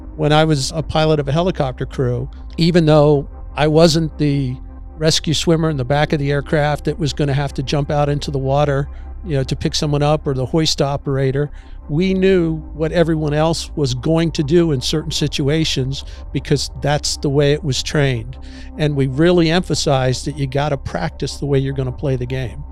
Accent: Annapolis, Maryland, United States; moved away; I grew up on the Severn River outside of Annapolis

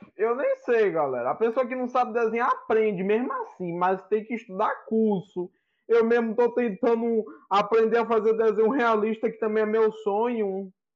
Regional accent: Valença, Bahia, Brazil; Eu sou de Valença na Bahia

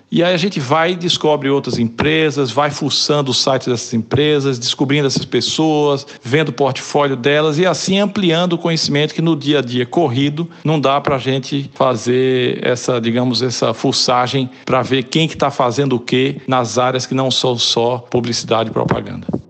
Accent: Olinda, Pernambuco, Brazil; accent: Pernambuco; moved away as an adult; now in London, United Kingdom; o sotaque denuncia que eu sou de Pernambuco, de Olinda mais especificamente

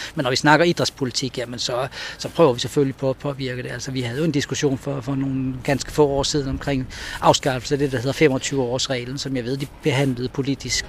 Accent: Rønne, Capital Region of Denmark, Denmark; jeg er født her på Bornholm øh, i Rønne. Øh, jeg har tre søskende. Jeg, øh, vi voksede op ude på, på Slåenvej

